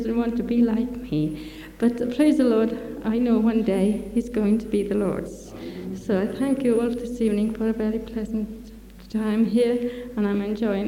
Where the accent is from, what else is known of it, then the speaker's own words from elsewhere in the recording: Welsh, Wales, United Kingdom; I hope they can understand my lingo, because I'm Welsh